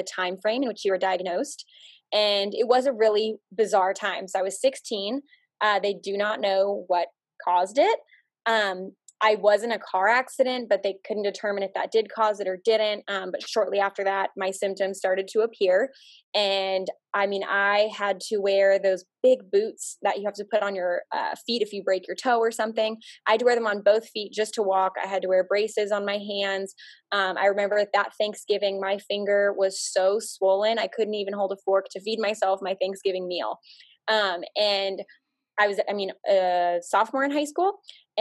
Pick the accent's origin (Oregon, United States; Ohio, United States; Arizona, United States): Arizona, United States; moved away; also born or lived in Nebraska; I grew up in Arizona, and I went to the University of Nebraska